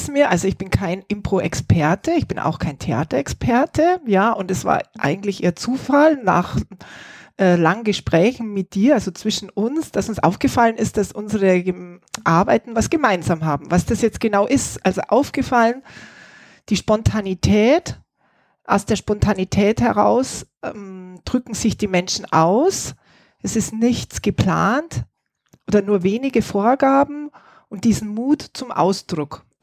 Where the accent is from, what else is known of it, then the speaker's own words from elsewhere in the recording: Wasserburg am Inn, Bavaria, Germany; first language German; moved away as an adult; also born or lived in Barcelona, Spain / Berlin, Germany; now in Spain; gebürtig komme ich aus Wasserburg am Inn, das ist Oberbayern, nein, München.